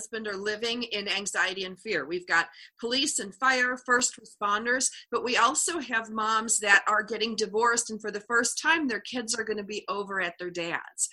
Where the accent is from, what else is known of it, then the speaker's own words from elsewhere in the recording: New York, United States; I grew up in New York State